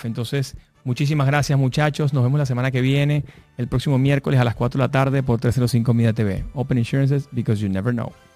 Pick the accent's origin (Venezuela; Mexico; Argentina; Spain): Venezuela